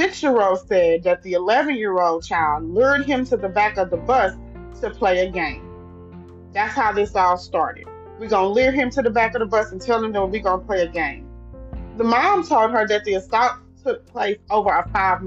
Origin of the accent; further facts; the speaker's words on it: Louisiana, United States; now in Texas, United States; I'm from Louisiana